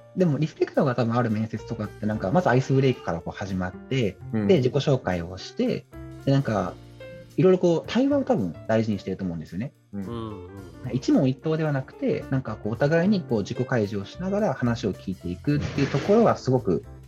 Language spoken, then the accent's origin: Japanese; Hino, Tokyo, Japan; 僕の地元が日野市日野日野っていうあの八王子とか立川の方にある